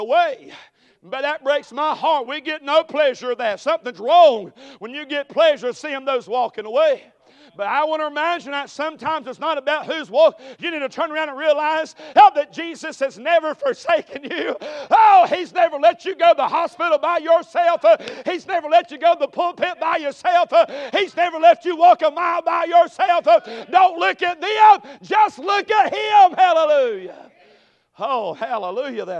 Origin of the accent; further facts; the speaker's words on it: Conestee, South Carolina, United States; I'm from Greenville, South Carolina, or a little mill village of Conestee.